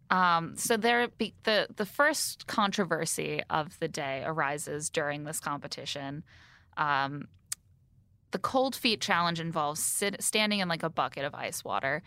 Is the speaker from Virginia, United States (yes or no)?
no; Indiana, United States; moved away; also born or lived in near Chicago; growing up in Indiana